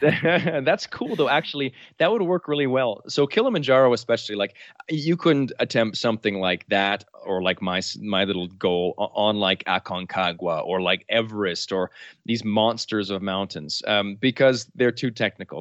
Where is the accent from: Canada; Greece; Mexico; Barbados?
Canada; New Brunswick; I'm Canadian, uh, from the province of New Brunswick, which is right above Maine in, in Canada.